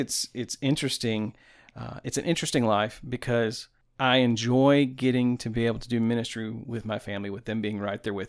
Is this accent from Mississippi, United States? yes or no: no; Tampa, Florida, United States; also born or lived in Alabama / Oahu, Hawaii; now in Tennessee, United States; I'm originally from Tampa, Florida.